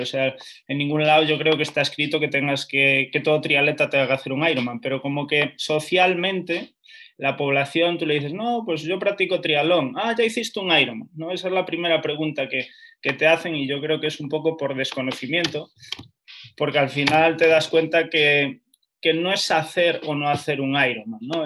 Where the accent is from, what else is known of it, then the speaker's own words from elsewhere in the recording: Lugo, Galicia, Spain; now in Madrid, Spain; yo soy de Lugo